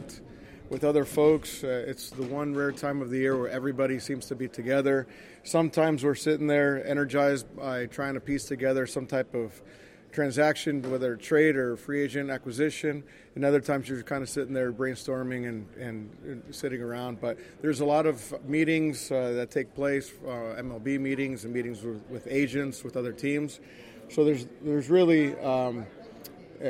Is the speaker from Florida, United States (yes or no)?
yes; Orlando, Florida, United States; also born or lived in Puerto Rico; my family moved to Orlando when I was still like six or seven years old. So I grew up in Orlando